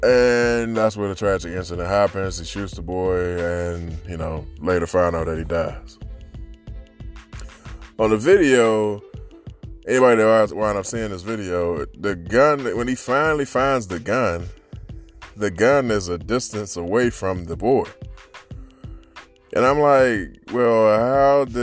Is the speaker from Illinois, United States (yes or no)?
no; Washington, District of Columbia, United States; born or raised there